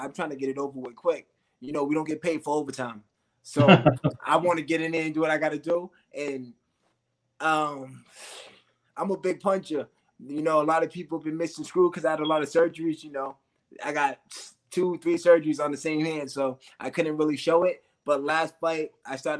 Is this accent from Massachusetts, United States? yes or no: yes; Massachusetts, United States; we're from Massachusetts